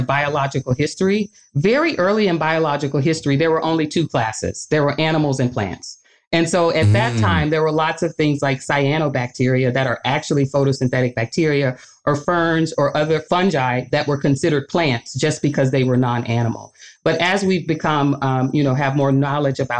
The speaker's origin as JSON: {"language": "English", "region": "Arkansas", "country": "United States", "tie": "born or raised there", "moved": "yes", "lives_now": "Michigan, United States", "said": "I grew up in Arkansas"}